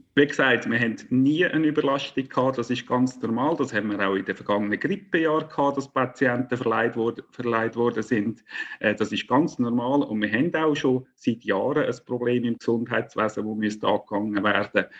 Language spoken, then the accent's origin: German; Central Switzerland, Switzerland; ich stamme aus den Urkantonen